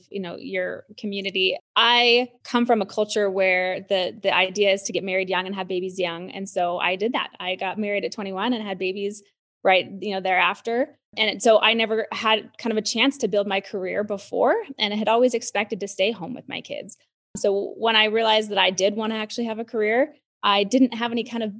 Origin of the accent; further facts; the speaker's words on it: Utah, United States; moved away; my home state of Utah